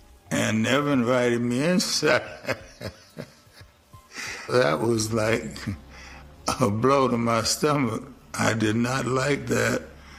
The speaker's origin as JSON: {"language": "English", "town": "St. Simons Island", "region": "Georgia", "country": "United States", "said": "I'm from St. Simon's Island, Georgia, and my grandmother was working for this white family there as a domestic."}